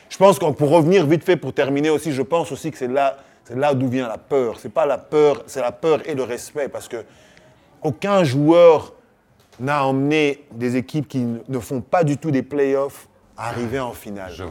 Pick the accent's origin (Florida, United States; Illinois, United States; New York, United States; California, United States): Florida, United States; Miami; je suis de Miami, moi j'ai toujours, euh, j'ai toujours supporté les hits supporter les hits parce que j'ai grandi dans la culture de Miami Heat.